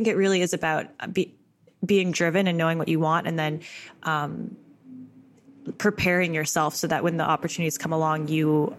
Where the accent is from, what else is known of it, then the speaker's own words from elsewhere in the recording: Canada; As a Canadian, is New York sort of like a star in our eye?